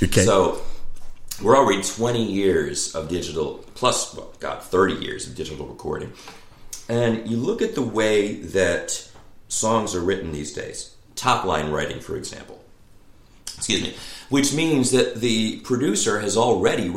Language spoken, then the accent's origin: English; Long Island, New York, United States; moved away; also born or lived in Louisiana; growing up in Long Island